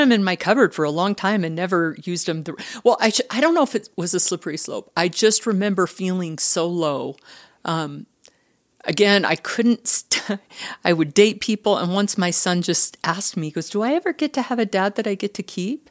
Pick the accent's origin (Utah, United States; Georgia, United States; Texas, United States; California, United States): Utah, United States; Richfield; I am from Utah. I grew up in a small town, um, in Richfield, southern Utah